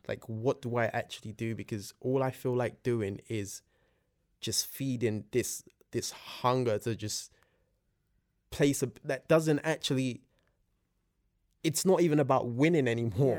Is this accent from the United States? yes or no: no; London, United Kingdom; born or raised there; also born or lived in Nigeria